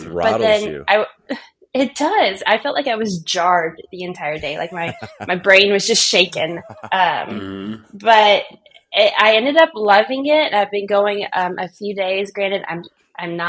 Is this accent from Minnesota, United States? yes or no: no; Middle Tennessee, United States; moved away as an adult; also born or lived in Tucson, Arizona; now in Northern California, United States; prior to that, we grew up in the Middle Tennessee area.